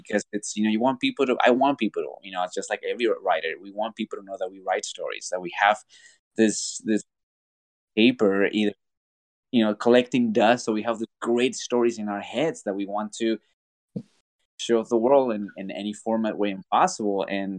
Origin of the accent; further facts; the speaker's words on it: Mexico; born there; moved away; because, you know, like I said, I was born in Mexico, was a lot of tackle.